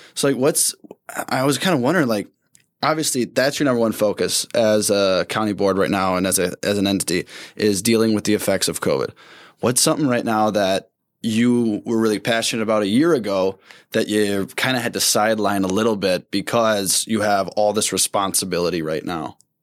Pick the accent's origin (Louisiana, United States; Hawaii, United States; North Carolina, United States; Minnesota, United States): Minnesota, United States; Saint Paul; when I tell people where I'm from, I go, "Saint Paul."